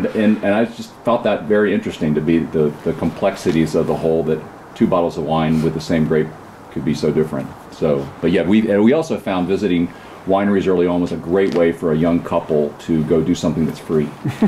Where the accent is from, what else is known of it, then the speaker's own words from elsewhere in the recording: Virginia, United States; also born or lived in North Carolina / Pacific Northwest; I'm from Virginia, going to school in North Carolina